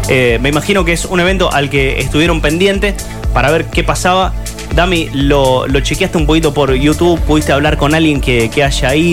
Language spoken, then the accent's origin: Spanish; Santa Fe, Argentina; argentinos, ¿no? No como, como santafesinos por vivir en nuestra tierra.